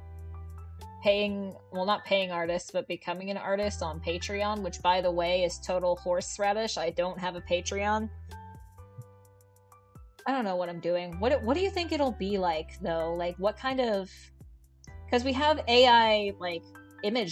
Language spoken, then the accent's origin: English; Canada; I'm Canadian